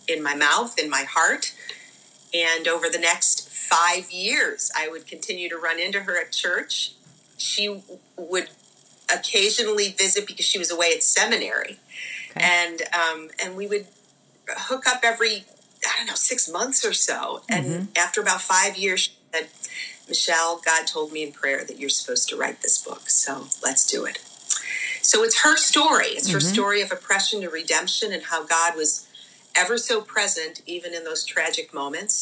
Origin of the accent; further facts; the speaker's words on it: Buffalo, New York, United States; now in Oakton, Virginia, United States; I grew up in the Buffalo area.